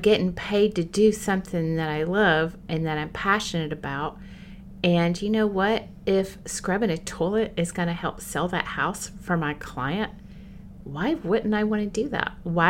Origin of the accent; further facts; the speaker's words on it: Bakersfield, California, United States; And so I just started telling people, I'm from the South. What part? I'm from Bakersfield.